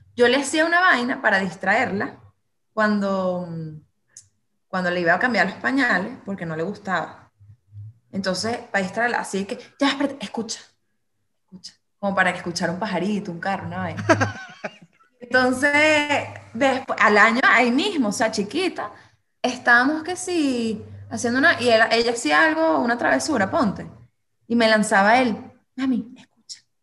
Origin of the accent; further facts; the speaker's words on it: Venezuela; somos los, mismos venezolanos